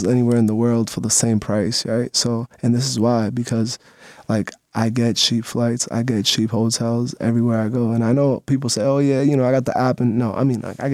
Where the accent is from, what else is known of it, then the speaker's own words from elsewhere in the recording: Bonao, Monseñor Nouel, Dominican Republic; also born or lived in Lynn, Massachusetts, United States; now in Massachusetts, United States; at the carnival in Bonao City, in my hometown where I was born